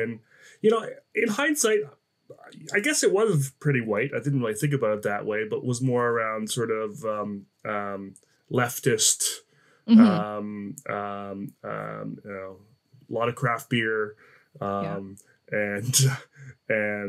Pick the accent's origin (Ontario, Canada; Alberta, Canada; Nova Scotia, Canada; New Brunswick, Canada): New Brunswick, Canada; moved away; I grew up on the East Coast of Canada in New Brunswick